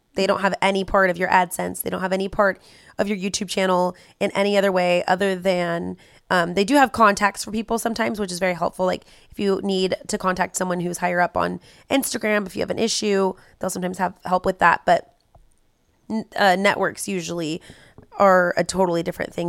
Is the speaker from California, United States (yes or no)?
yes; California, United States; We're from California.